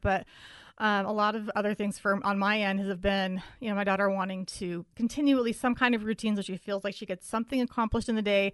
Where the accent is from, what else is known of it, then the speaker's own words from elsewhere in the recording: Utah, United States; I grew up in Utah County, which is really white